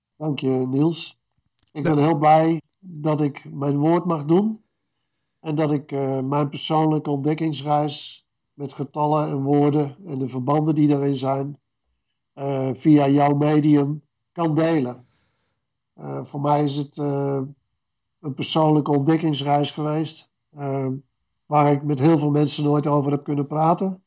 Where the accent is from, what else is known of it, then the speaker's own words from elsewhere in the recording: Renswoude, Utrecht, Netherlands; in Renswoude, waar ik opgroeide